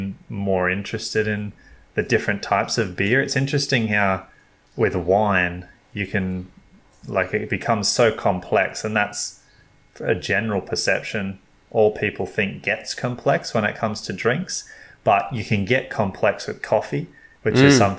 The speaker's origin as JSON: {"language": "English", "country": "Australia", "said": "I'm thinking, as an Australian"}